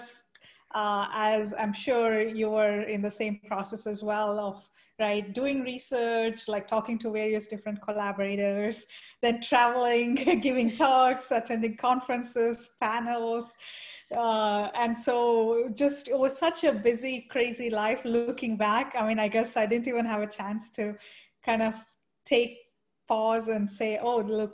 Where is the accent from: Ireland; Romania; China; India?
India; moved away; I grew up in India